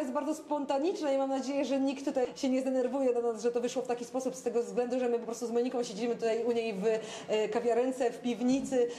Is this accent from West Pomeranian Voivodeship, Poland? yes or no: yes; Szczecin, West Pomeranian Voivodeship, Poland; ja jako szczecinianka